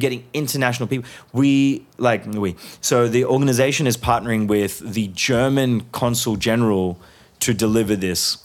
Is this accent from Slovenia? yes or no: no; Hyderabad, Sindh, Pakistan; moved away; also born or lived in Melbourne, Australia; Hyderabad is my hometown.